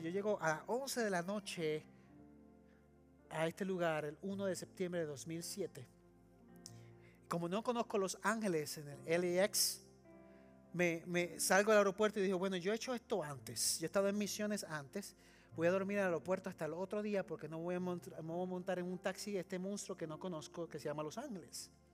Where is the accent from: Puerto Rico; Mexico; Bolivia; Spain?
Puerto Rico; moved away as an adult; also born or lived in Trujillo Alto, Puerto Rico / California; now in Texas, United States; Yo crecí en Puerto Rico